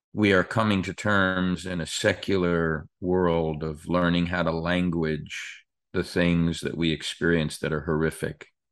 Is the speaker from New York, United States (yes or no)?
yes; New York, United States; as a kid growing up in New York, we weren't all that far from Atlantic City or Asbury Park